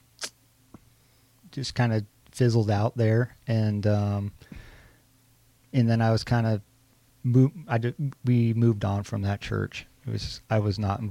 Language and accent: English; Grants Pass, Oregon, United States; now in Newberg, United States; I grew up in Grants Pass, Oregon, Southern Oregon